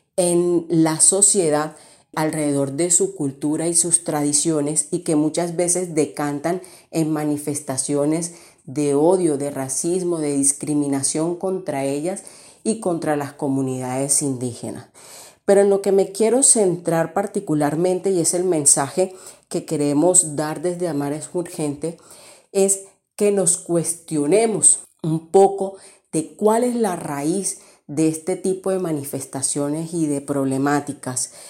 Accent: La Guajira, Colombia; moved away; cuando salí de la Guajira. Cuando salí de la Guajira fue que pude valorar más este territorio

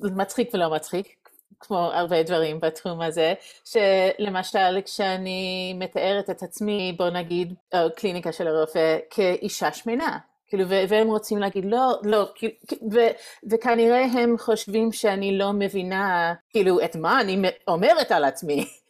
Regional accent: United States; Hebrew is a second language; moved away as an adult; also born or lived in Reading, Pennsylvania; now in Jerusalem, Israel; אני מארצות הברית במקור, ועשינו עלייה לפני שבע שנים.

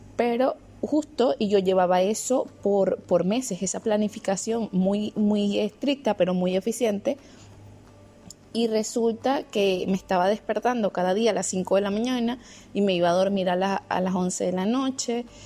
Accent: Venezuela; now in Germany; tenía seis años sin visitar mi país y al final pude visitar mi país

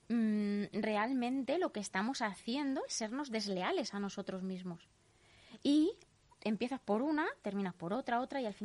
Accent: Leganés, Community of Madrid, Spain; Pero es que yo soy de Leganés de toda la vida, yo tengo aquí mis raíces, están aquí mis

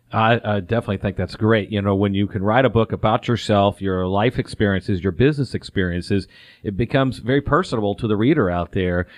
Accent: Atlanta, Georgia, United States; I'm born and raised in the Atlanta area.

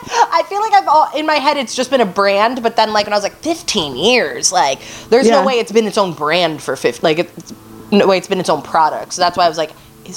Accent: Ohio, United States; I was from Ohio

